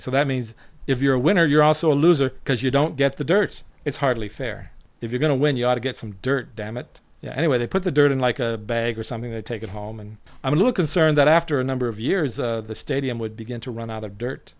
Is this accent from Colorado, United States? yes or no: yes; Colorado Springs, Colorado, United States; now in Japan; Colorado Springs, which is my hometown, which is where I grew up as a child